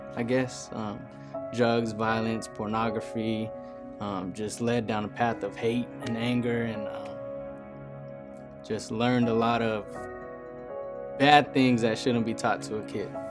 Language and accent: English; San Jose, California, United States; I'm from Eastside San Jose. I grew up in a broken home